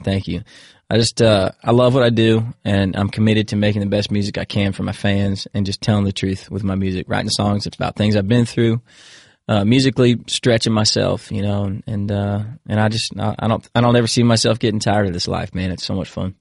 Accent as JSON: {"language": "English", "town": "Williamsburg", "region": "Virginia", "country": "United States", "tie": "born or raised there", "also_born_or_lived": "Indiana", "said": "I grew up in Virginia"}